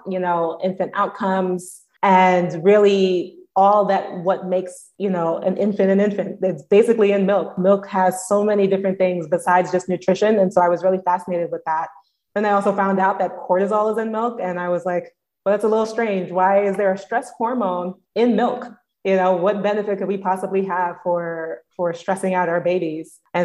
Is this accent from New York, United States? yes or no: yes; New York City, New York, United States; moved away as an adult; also born or lived in Binghamton; I'm originally from Brooklyn, born and raised